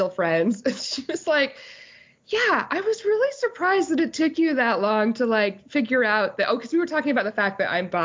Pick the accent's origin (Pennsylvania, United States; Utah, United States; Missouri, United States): Utah, United States; I grew up in Utah.